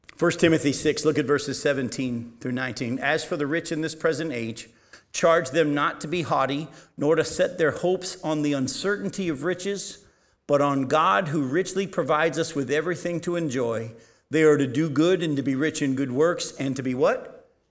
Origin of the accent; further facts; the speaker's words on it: United States